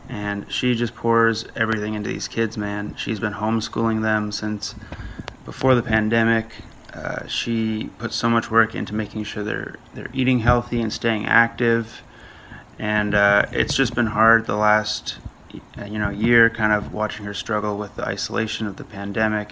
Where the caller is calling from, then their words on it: Ottawa, Ontario, Canada; I'm calling you from, uh, Ottawa, Canada